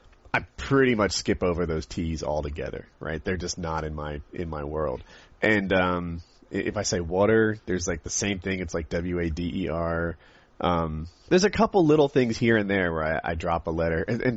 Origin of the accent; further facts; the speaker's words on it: United States; accent: generic American; By and large, I feel like my accent is sort of that, like, a generic American accent.